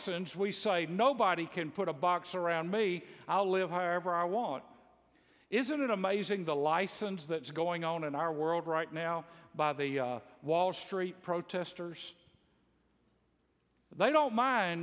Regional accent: Bible Belt, the South, United States; I grew up in the South in the Bible Belt

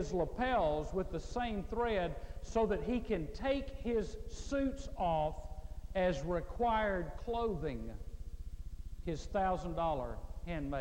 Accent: Mississippi, United States; I was raised in Mississippi

